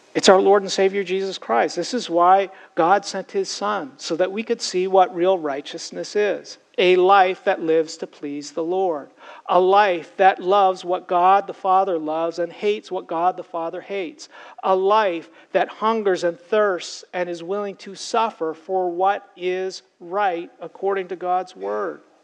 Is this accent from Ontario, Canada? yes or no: yes; Toronto, Ontario, Canada; I grew up in Toronto, Canada.